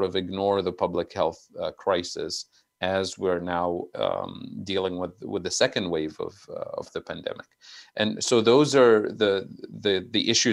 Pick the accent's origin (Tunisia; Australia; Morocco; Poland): Tunisia; moved away; I'm originally from Tunisia